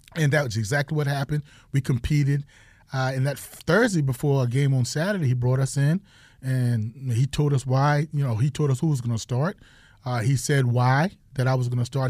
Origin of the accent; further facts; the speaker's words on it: South Carolina, United States; moved away; I'm from South Carolina